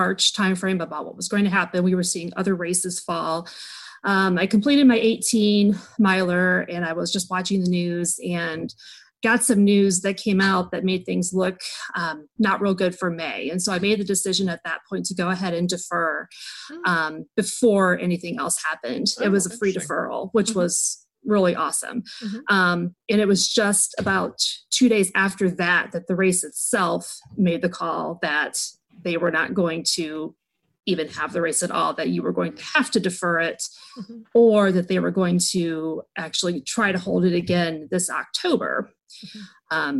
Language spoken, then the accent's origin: English; Northwest Ohio, United States; now in Cincinnati, United States; I currently live in the Cincinnati area. I am from Northwest Ohio